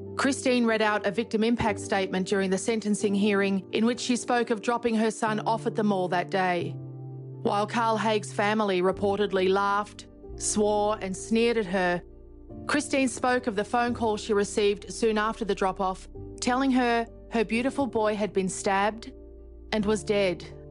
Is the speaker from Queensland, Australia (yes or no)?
yes; Toowoomba, Queensland, Australia; now in Geelong, Australia; I come from Toowoomba in Queensland, which is a very similar town to Geelong